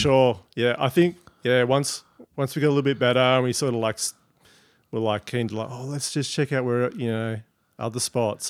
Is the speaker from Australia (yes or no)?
yes; Prevelly, Western Australia, Australia; growing up in Prevly